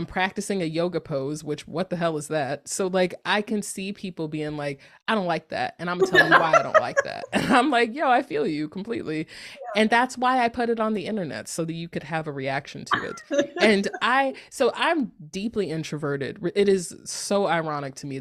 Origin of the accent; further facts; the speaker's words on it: North Carolina, United States; moved away as an adult; now in Northern California, United States; I'm from North Carolina, and it's like very much like I lived in North Carolina for a very long time